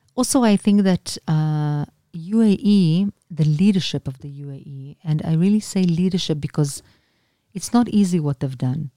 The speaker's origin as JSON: {"language": "English", "country": "Israel", "said": "Anna min Israel"}